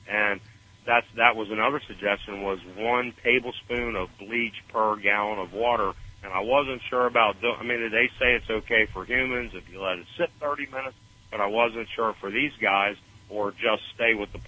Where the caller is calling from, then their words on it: Stuart, Florida, United States; I'm in Florida.